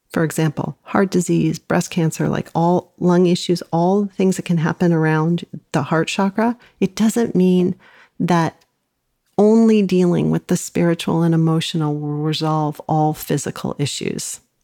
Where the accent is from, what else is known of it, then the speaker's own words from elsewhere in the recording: Los Angeles, California, United States; I grew up in Los Angeles